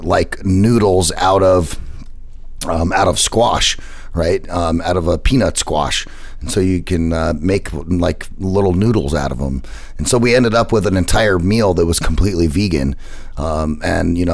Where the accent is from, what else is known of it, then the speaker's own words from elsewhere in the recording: United States; as American as I am